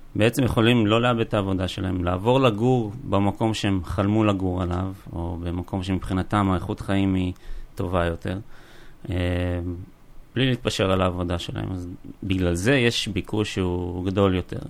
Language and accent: Hebrew; Kfar Saba, Central District, Israel; moved away as an adult; now in Neot Golan, Israel; אני גדלתי בצור יגאל, בכפר סבא, למדתי בכפר סבא